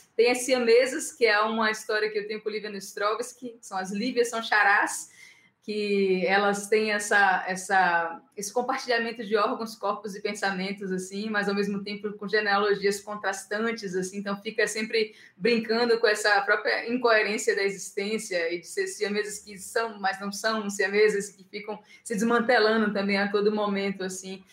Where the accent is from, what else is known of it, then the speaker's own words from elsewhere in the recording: Bahia, Brazil; eu, como baiana 440 volts